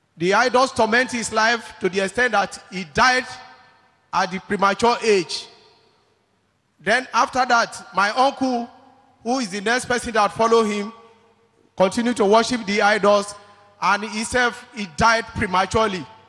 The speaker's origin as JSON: {"language": "English", "region": "Delta", "country": "Nigeria", "said": "I come from Delta State"}